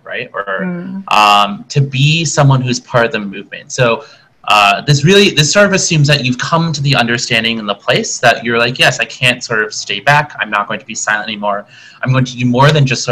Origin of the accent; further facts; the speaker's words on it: South Korea; also born or lived in Boston / Rhode Island / Washington DC; now in Chicago, United States; originally born and raised in Korea, moved to the States as a 1.5 multiracial generation Korean American